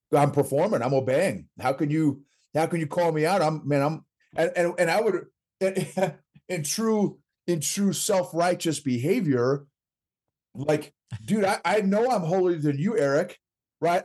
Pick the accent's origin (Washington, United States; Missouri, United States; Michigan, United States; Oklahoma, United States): Oklahoma, United States; grew up in, in Oklahoma